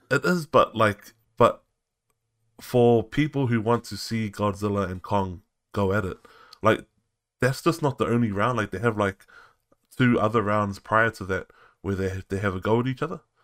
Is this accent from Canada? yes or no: no; New Zealand; growing up in New Zealand